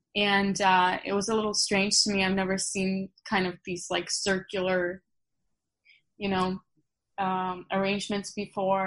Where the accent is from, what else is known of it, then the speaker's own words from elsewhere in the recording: Krasnodar, Krasnodar Krai, Russia; moved away; I was born in Russia, uh-huh. Krasnodar